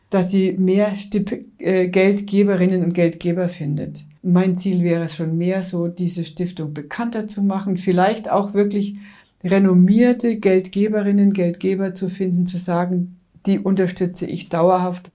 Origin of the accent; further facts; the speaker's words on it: Coburg, Bavaria, Germany; now in Munich, Germany; München und Coburg sind die zwei Städte, in denen ich überwiegend in meinem Leben verbracht habe